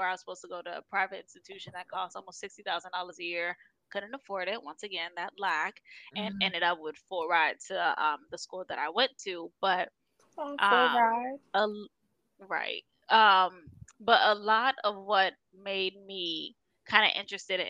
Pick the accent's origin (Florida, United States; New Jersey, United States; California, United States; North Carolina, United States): Florida, United States; Miami; moved away; who are in Miami or in my hometown